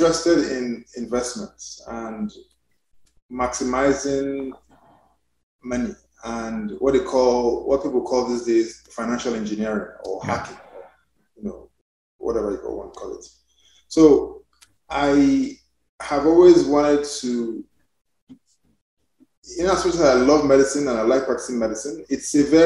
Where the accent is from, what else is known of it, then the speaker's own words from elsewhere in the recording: Nigeria; also born or lived in United Kingdom; now in United States; I'm Nigerian, by although I'm now a naturalized American. But I actually came from UK to do my residence in the US